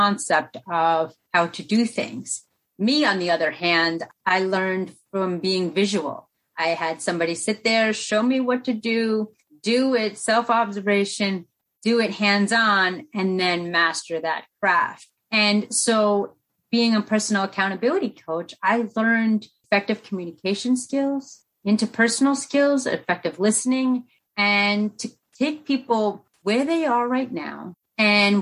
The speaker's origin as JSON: {"language": "English", "country": "United States", "tie": "born or raised there", "also_born_or_lived": "Colombia", "said": "I was born in Colombia, South America, during the cartel, the war-torn drug zone era at its prime. And my parents made the ultimate sacrifice to put me up for adoption. And in doing so, I arrived to the promised land, that of America, at 11 pounds, 11 months old"}